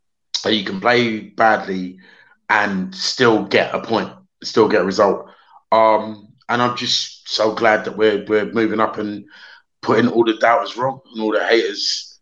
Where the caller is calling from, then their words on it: Crystal Palace, London, United Kingdom; I'm joining from down Crystal Palace.